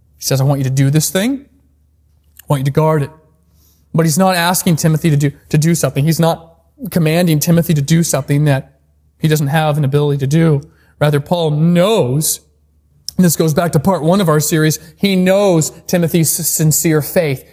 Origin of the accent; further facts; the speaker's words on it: Alaska, United States; moved away as an adult; I'm back in my home state of Alaska.